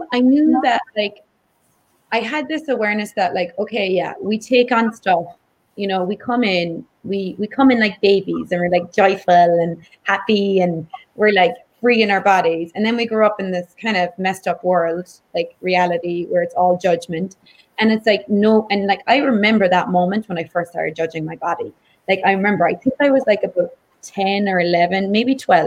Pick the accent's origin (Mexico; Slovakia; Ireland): Ireland; I grew up in Ireland where there is a lot of body shame